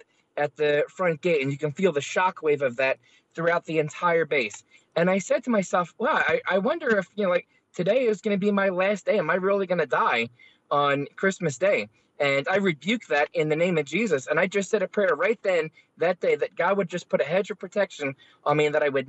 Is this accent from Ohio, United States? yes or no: no; Philadelphia, Pennsylvania, United States; I grew up in South Philadelphia